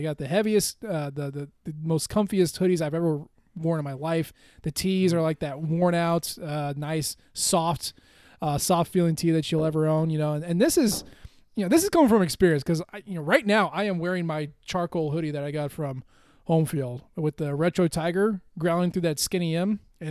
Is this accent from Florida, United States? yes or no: no; Columbia, Missouri, United States; I grew up in Columbia, went to school at Mizzou.